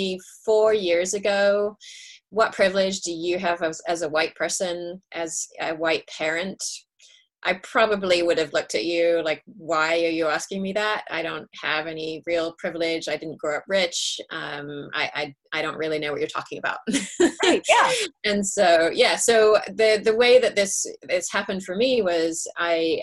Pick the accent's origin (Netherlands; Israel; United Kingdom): United Kingdom; England; now in California, United States; I'm English originally